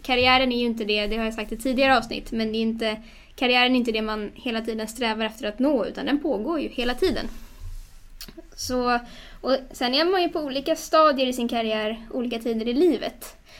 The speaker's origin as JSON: {"language": "Swedish", "town": "Stockholm", "region": "Stockholm County", "country": "Sweden", "moved": "yes", "said": "Jag är ju från Stockholm ursprungligen men eh, har rotat mig mer och mer i Stockholm igen efter några år därifrån."}